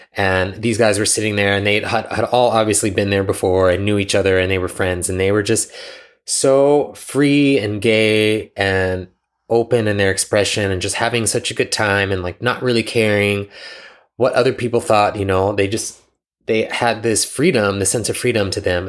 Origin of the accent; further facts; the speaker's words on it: Pickerington, Ohio, United States; moved away; I grew up in Pickerington, Ohio